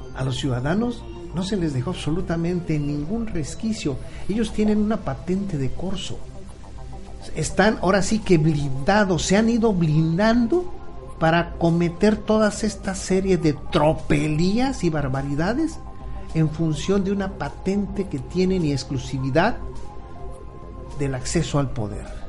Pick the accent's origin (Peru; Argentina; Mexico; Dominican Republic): Mexico; now in Cancún, Mexico; somos mexicanos